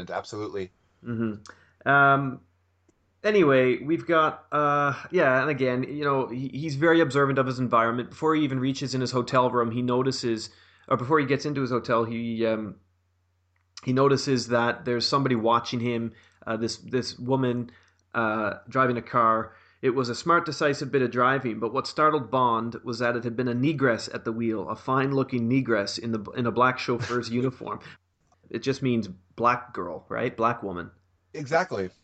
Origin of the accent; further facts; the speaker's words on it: Canada; as a Canadian.